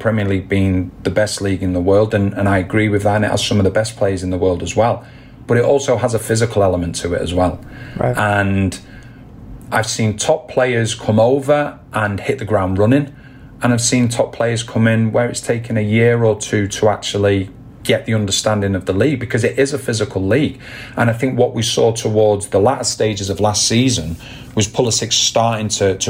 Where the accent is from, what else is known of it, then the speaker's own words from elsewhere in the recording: England, United Kingdom; And for me, as growing up in England and things like that, you know, we used to play what you'd call Wembley knockout